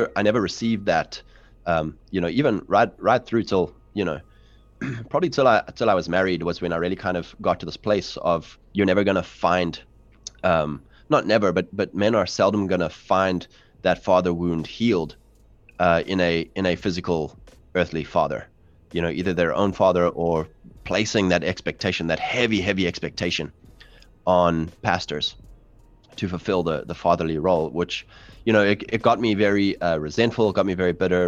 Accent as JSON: {"language": "English", "country": "South Africa", "tie": "born or raised there", "said": "I'm from South Africa, um, fourth generation English settlers"}